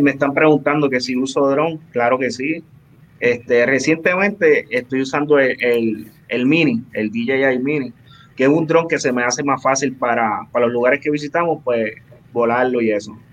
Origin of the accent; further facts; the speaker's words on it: Ciales, Puerto Rico; de mi pueblo de Ciales